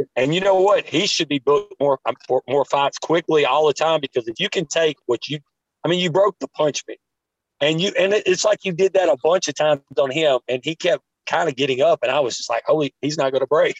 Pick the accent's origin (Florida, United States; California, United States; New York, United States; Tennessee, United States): Tennessee, United States; Taft; we're from Taft, Tennessee